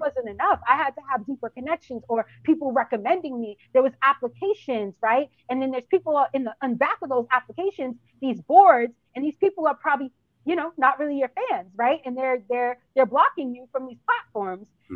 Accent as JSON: {"language": "English", "town": "Boston", "region": "Massachusetts", "country": "United States", "tie": "born or raised there", "moved": "as an adult", "lives_now": "South Florida, United States", "said": "I'm from Boston, born and raised."}